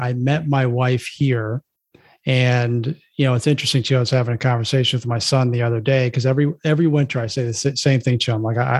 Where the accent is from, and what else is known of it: Florida, United States; born or raised there; moved away as an adult; also born or lived in Brooklyn, New York / New Jersey; now in Chicago, United States